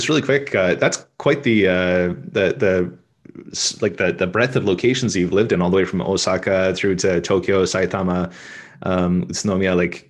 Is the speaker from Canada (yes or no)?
yes; Canada; being Canadian, when I was a kid in elementary school, it's part of the curriculum that we're force taught French for a number of years.